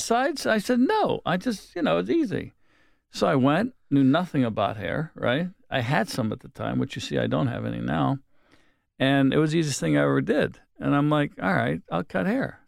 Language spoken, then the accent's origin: English; Wilkinsburg, Pennsylvania, United States; I come from a blue collar town